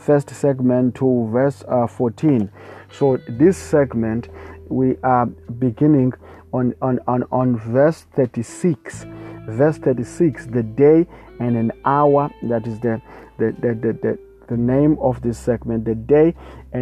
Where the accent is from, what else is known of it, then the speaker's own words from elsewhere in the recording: South Africa; I come from South Africa, and we have a lot of traditionalists here, people who don't worship God, but worship the spirit of ancestors, whatever it is, praise God. So I also grew up in the same kind of environment